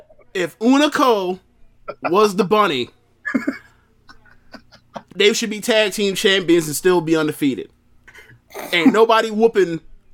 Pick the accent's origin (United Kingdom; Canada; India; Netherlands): United Kingdom; South East England; and I'm from England, Sussex to be precise.